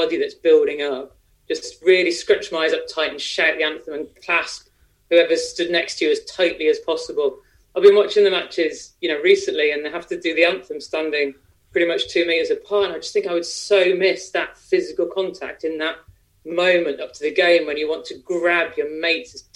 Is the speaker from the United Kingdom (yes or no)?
yes; Midlands, United Kingdom; I grew up in the Midlands, went to a state school in the Midlands